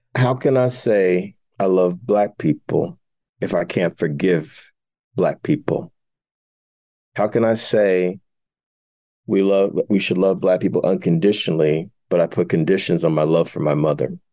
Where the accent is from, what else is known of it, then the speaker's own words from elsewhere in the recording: Jersey City, New Jersey, United States; my hometown of Jersey City